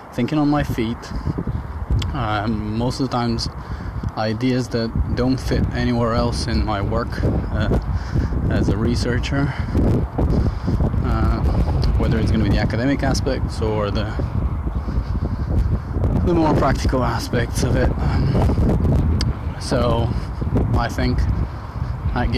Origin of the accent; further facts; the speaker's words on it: Bulgaria; now in United Kingdom; back in Bulgaria, back home, which is 100 kilometers around the mountain that's connecting my hometown and the capital